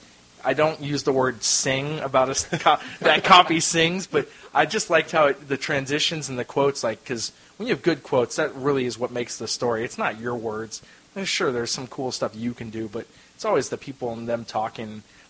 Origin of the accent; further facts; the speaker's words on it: Rohnert Park, California, United States; I'm from Runner Park, Sonoma County.